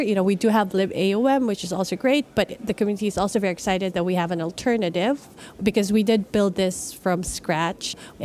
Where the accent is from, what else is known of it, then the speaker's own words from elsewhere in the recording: Philippines; moved away; I'm originally from the Philippines